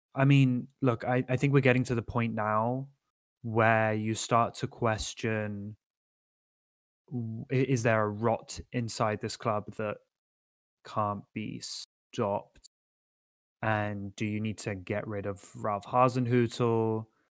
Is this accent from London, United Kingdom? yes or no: yes; London, United Kingdom; also born or lived in Nottingham; born in Nottingham, but I, I lived in London as, like, a functioning human child rather than as a baby